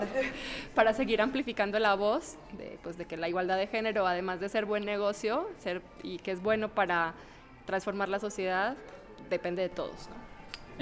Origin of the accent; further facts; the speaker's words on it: Colombia; yo soy colombiana